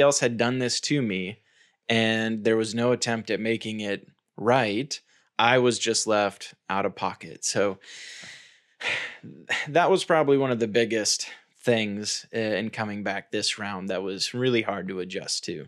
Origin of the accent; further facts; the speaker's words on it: United States; I'm American, so that's the, the culture context that I speak from